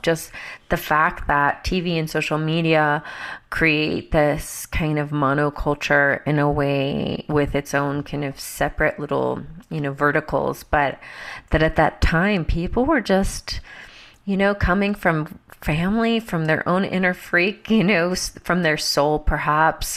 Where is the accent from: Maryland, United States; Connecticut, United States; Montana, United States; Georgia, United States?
Georgia, United States; growing up in Georgia in the Bible Belt